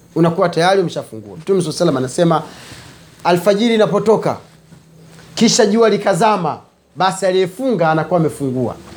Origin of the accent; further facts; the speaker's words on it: Kigoma, Tanzania; Sisi kule kwetu kule Kigoma kule watu wanamchwana ngoma za daku zapigwa zile